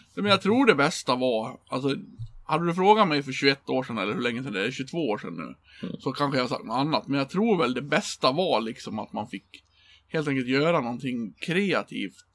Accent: Björbo, Dalarna County, Sweden; moved away; bor liksom i en liten by som jag kommer från, Björbo.

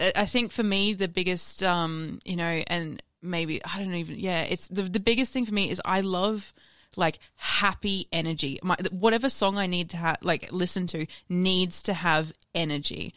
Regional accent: Sunshine Coast, Queensland, Australia; moved away as an adult; also born or lived in America; I grew up on the sunny coast.

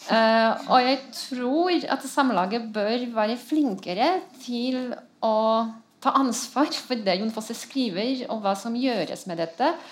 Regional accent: Poland; Jeg er polsk, jeg har lov til det.

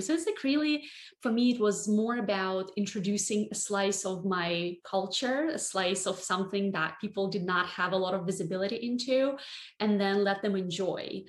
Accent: Barnaul, Altai Krai, Russia; moved away as an adult; now in New York City, United States; I grew up in a relatively small town in Siberia called Barnaul

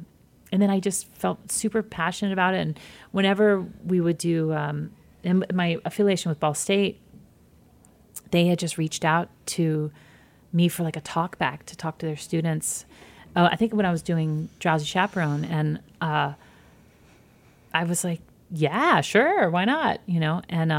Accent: Midwest, United States; I'm from the Midwest too

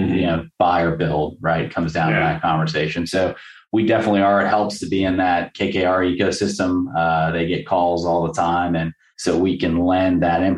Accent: Florida, United States; I was born and raised here in Florida

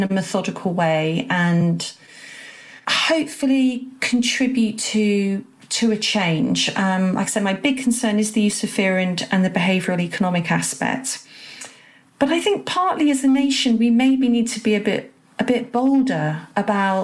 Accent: England, United Kingdom; I'm proudly patriotic, love being English and British

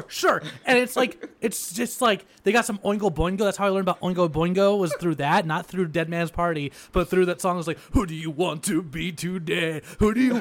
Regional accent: La Verne, California, United States; my hometown, Laverne

